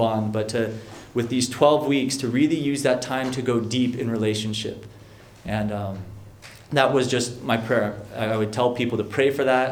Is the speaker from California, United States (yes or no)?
yes; San Mateo, California, United States; I was born and raised in San Mateo um, on the peninsula here